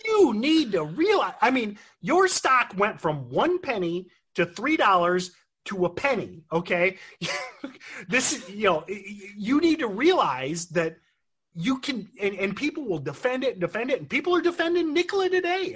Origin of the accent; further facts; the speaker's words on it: Michigan, United States; growing up in Michigan, I know I'm supposed to be a General Motors guy